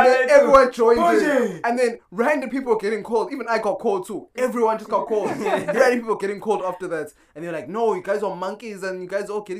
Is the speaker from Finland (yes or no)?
no; South Africa; as a South African